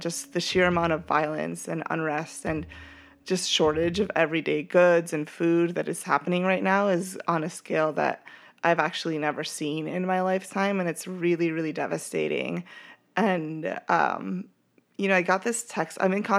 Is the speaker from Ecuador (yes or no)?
yes; Ecuador; moved away; Like, who am I? You know, like I've been in this country for 13 years, but I'm from Ecuador.